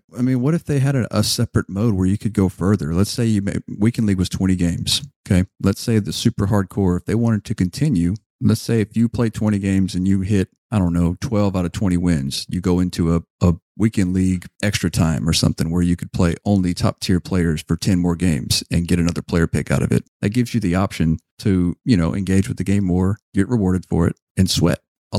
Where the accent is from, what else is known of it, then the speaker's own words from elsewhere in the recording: United States; I mean, I'm not French. I'm American.